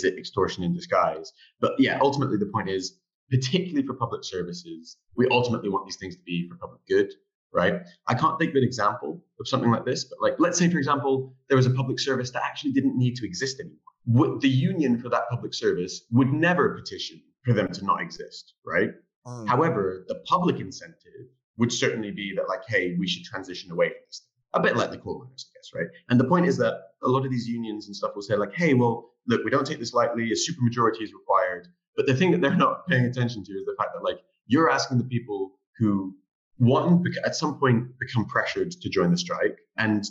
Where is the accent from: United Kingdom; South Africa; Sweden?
United Kingdom; London; as a Londoner